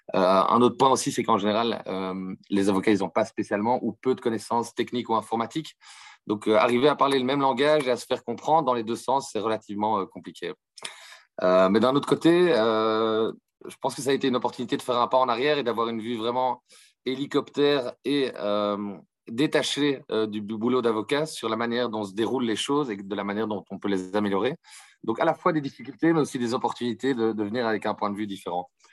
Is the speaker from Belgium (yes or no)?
yes; Brussels, Brussels-Capital Region, Belgium; je viens de Bruxelles en Belgique